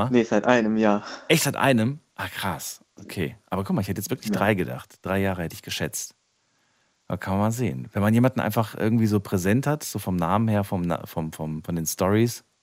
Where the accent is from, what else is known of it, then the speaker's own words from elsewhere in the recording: Frankfurt, Hesse, Germany; wir kommen beide aus Frankfurt und wir heißen beide ….